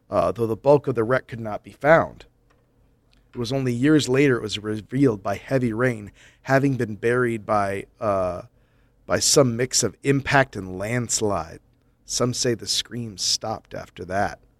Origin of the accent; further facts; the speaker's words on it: Epping, East of England, United Kingdom; I grew up in Epping, one of the locations in the Haunted Forest episode.